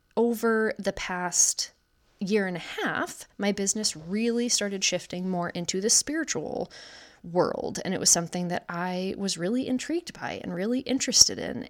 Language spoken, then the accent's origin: English; Wisconsin, United States; I'm 31 years old, born and raised in Wisconsin